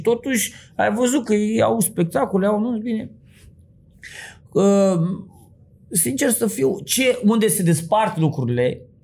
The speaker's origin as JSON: {"language": "Romanian", "region": "Bucharest", "country": "Romania", "tie": "born or raised there", "said": "vin din Sălăjean"}